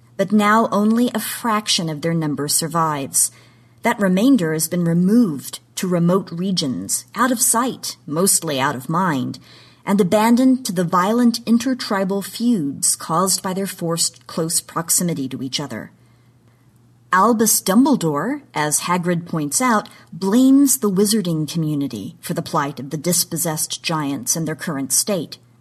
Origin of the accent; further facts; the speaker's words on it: Oklahoma, United States; my home state of Oklahoma